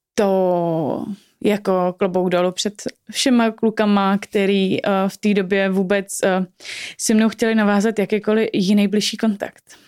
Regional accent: Prague, Czechia; obě dvě jsme z Prahy

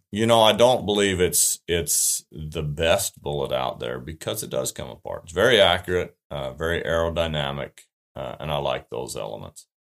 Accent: Utah, United States; moved away as an adult; We moved from Utah two and a half years ago

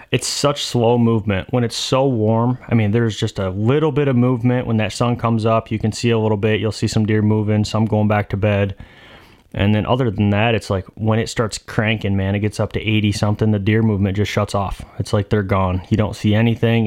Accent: Michigan, United States; I'm from Michigan

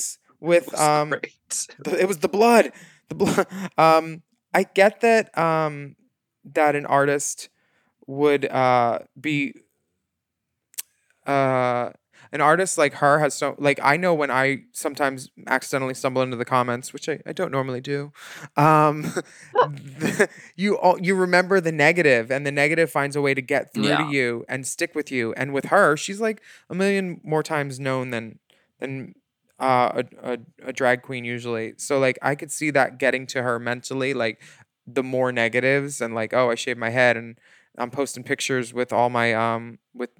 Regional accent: Pennsylvania, United States; born or raised there

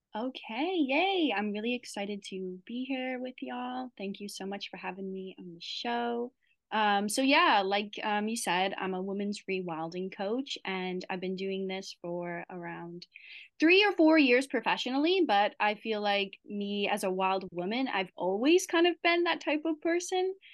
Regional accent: Midwest, United States; moved away as an adult; also born or lived in Wisconsin / Maui; I'm I'm originally from the Midwest

